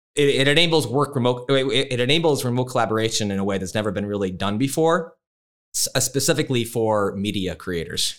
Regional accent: Chicago, Illinois, United States; moved away as an adult; now in Phoenix, United States; I grew up in Chicago, but I moved here twenty years ago

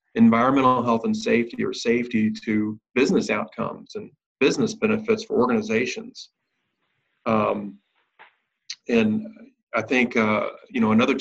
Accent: Louisville, Kentucky, United States; Louisville, Kentucky, my hometown

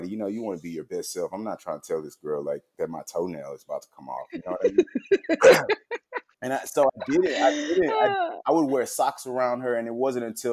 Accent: Houston, Texas, United States; moved away as an adult; now in Austin, United States; I'm originally from Houston, Texas, currently living in Austin, Texas

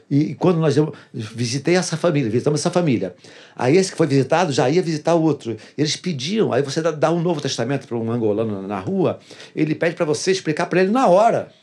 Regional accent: Duque de Caxias, Rio de Janeiro, Brazil; eu sou nascido e criado em Duque de Caxias

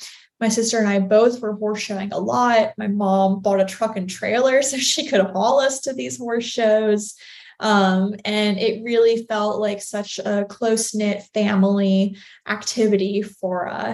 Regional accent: Newport News, Virginia, United States; I grew up in Newport News, Virginia

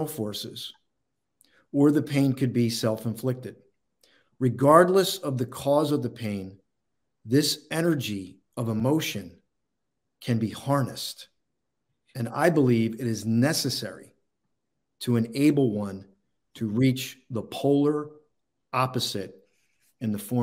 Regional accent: Philadelphia, Pennsylvania, United States; I was born in Philadelphia

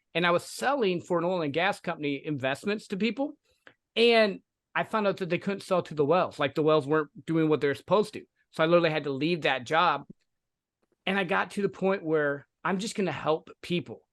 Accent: the Midwest, Michigan, United States; I grew up in the Midwest. I was working for a factory, uh, going to college, fell in love, got married to my sweetheart

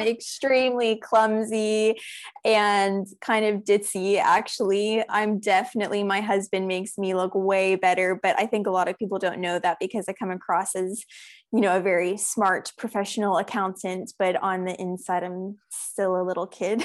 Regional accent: South Africa; also born or lived in United States; I'm originally from the United States, but I actually moved to South Africa when I was six years old. So I did all of my primary school, high school education here

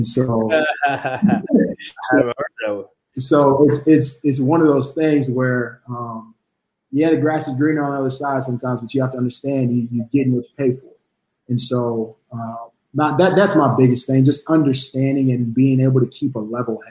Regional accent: Emporia, Kansas, United States; moved away as an adult; also born or lived in South Carolina / Illinois; from Emporia, Kansas, born and raised

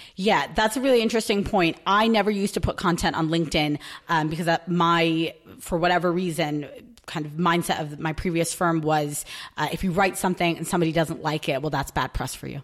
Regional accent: New York, United States; moved away as an adult; now in London, United Kingdom; I'm from New York

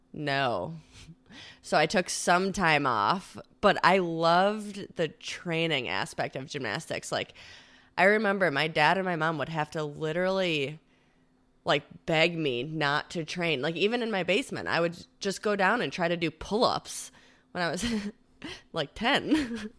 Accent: Victor, New York, United States; I am from Rochester, New York. I grew up in a little town, or I guess it's kind of a big town called Victor

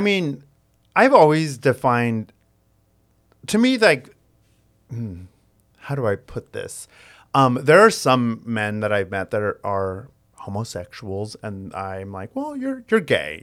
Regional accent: United States; I was born and raised in the United States, like, I grew up in this American culture

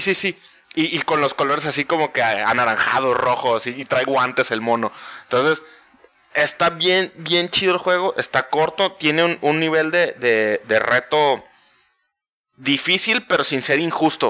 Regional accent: Mexico; para nosotros como mexicanos

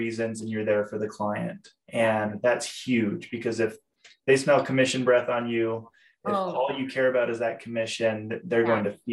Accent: Boise, Idaho, United States; moved away as an adult; now in Utah, United States; I grew up in Boise, Idaho

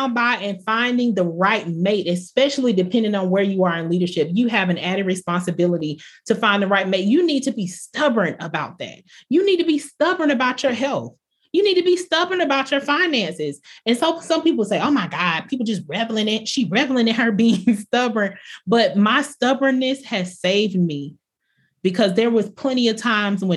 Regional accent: Bartow, Florida, United States; I was from Polk County, Florida, small town, Bartow

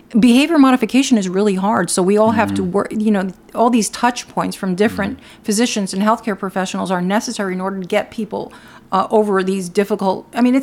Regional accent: Newark, New Jersey, United States; also born or lived in Cuba; I grew up my early life in Newark

